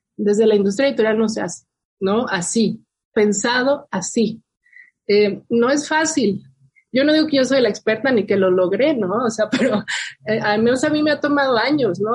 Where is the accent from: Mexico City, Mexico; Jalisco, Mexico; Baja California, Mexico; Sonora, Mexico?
Mexico City, Mexico; Milpa Alta; born or raised there; moved away as an adult; also born or lived in New York, United States